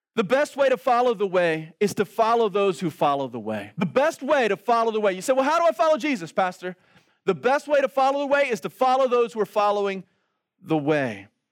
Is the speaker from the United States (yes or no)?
yes; Baltimore, Maryland, United States; I grew up in Baltimore City.